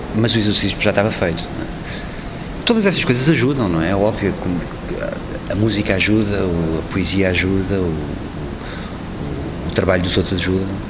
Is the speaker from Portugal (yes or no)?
yes; Portugal; sou português